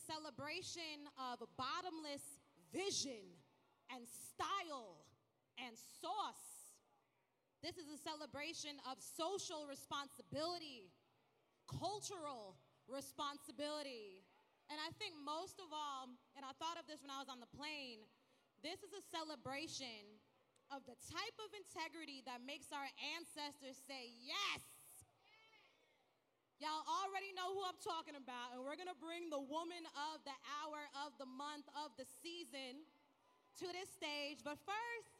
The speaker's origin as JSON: {"language": "English", "region": "New York", "country": "United States", "said": "I'm from New York."}